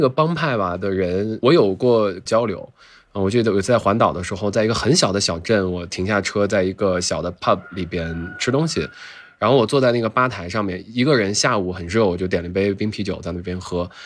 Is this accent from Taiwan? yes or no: no; China; moved away as an adult; also born or lived in New Zealand; 说是中国的